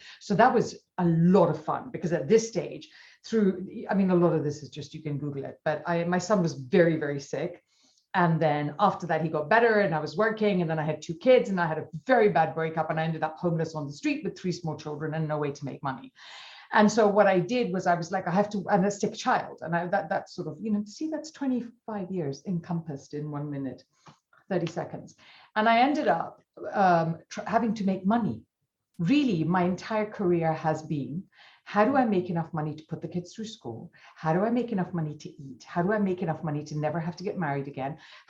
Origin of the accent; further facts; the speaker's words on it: India; So I'm an accidental everything. In that I'm Indian.